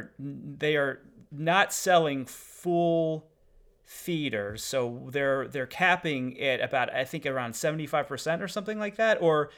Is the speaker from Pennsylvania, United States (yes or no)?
yes; Pittsburgh, Pennsylvania, United States; moved away; I'm from Pittsburgh